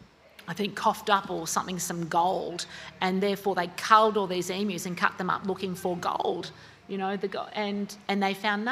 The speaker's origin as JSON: {"language": "English", "town": "Sydney", "region": "New South Wales", "country": "Australia", "tie": "born or raised there", "moved": "yes", "lives_now": "Brisbane, Australia", "said": "I was born in Sydney. I grew up near La Perouse and Maroubra Beach, and now I live in Brisbane"}